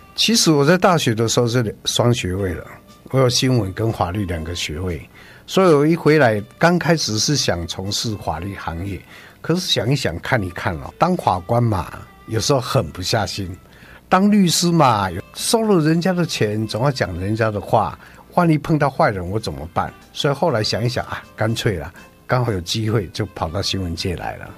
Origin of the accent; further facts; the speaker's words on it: Douliu, Yunlin County, Taiwan; 在很久好几代以前，就在云林的斗六这边落脚